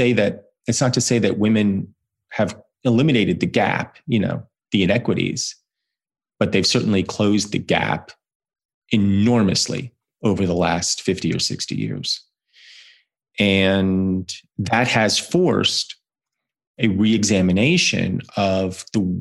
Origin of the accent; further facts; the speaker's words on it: New Jersey, United States; I grew up in New Jersey in the mid-1980s